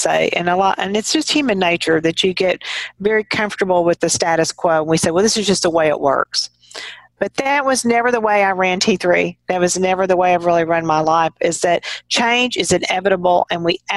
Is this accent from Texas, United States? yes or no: yes; Texas, United States; as a Texan and just kind of growing up around people in a small town